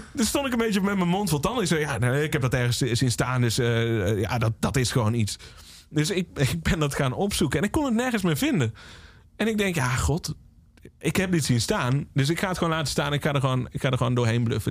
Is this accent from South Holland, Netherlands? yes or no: no; Valkenswaard, North Brabant, Netherlands; Ik ben opgegroeid in Valkenswaard